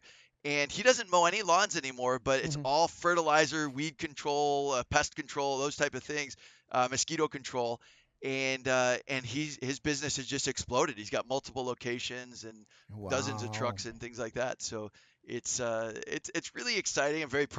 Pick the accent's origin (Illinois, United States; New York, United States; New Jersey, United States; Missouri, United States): Illinois, United States; Chicago; I grew up in the Chicagoland area in Northern Illinois